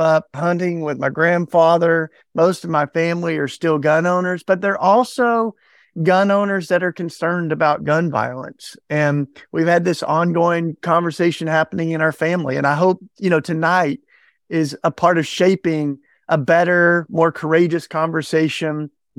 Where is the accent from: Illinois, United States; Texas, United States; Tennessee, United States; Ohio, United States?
Tennessee, United States; So, you know, I grew up in Tennessee, fell in love with Jesus and the Bible Belt.